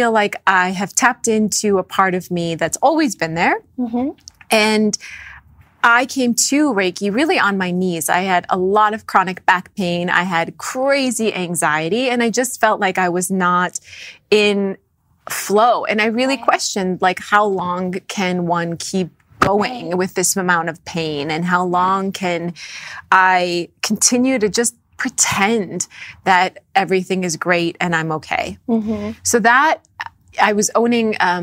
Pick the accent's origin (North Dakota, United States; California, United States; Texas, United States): North Dakota, United States; I grew up in North Dakota